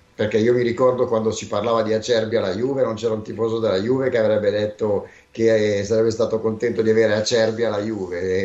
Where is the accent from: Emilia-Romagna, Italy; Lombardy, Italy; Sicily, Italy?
Lombardy, Italy; Milan; noi che siamo di Milano